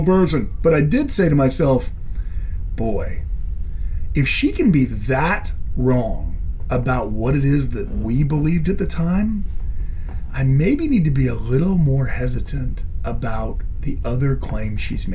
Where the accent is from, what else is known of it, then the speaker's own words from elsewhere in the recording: Idaho, United States; moved away; I was a Mormon because I was from Idaho